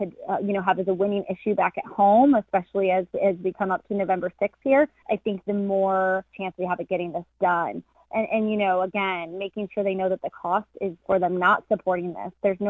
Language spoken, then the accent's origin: English; Erie, Pennsylvania, United States; now in Boulder, United States; Yeah, I was born in Erie, Pennsylvania, and grew up for several years of my life in that area.